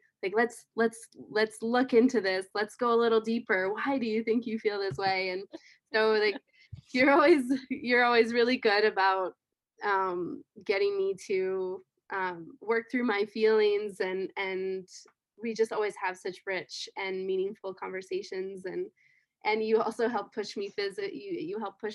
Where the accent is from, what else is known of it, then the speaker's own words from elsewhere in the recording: Rifle, Colorado, United States; I grew up around the Colorado River. It flowed right through my hometown, which was Rifle, in Colorado